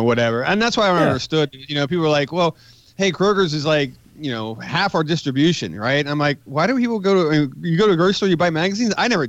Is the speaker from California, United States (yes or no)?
no; West Virginia, United States; No, and I grew up in West Virginia.